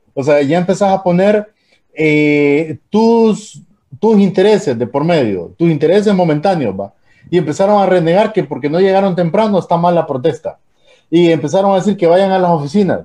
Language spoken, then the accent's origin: Spanish; Tegucigalpa, Francisco Morazán, Honduras; yo me crié en Teus de niño